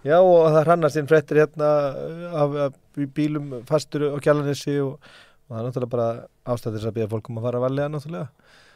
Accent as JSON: {"language": "Icelandic", "town": "Bolungarvík", "region": "Westfjords", "country": "Iceland", "tie": "born or raised there", "said": "Ég ólst upp í Bólungavík"}